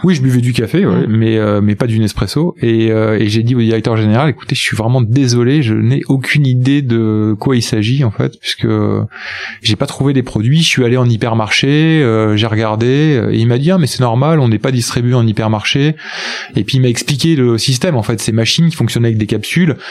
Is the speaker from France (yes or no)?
yes; Angoulême, Nouvelle-Aquitaine, France; moved away as an adult; also born or lived in Bordeaux; moi je suis charentais, je suis d'Angoulême, donc après j'ai fait mes études à Bordeaux